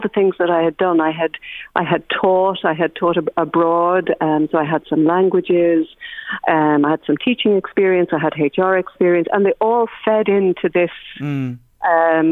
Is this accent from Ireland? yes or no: yes; Athboy, Leinster, Ireland; I am from Athboy, and I was always interested in music. So my dad was the local doctor, and there are 5 of us in the family, and we all did piano locally